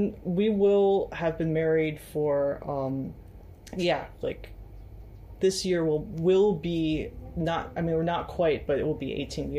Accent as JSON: {"language": "English", "town": "Cleveland", "region": "Ohio", "country": "United States", "moved": "as an adult", "lives_now": "Hangzhou, China", "said": "I'm originally from Cleveland, Ohio in the U.S., and I've been in China for like over a decade. I first came to China actually in 1999"}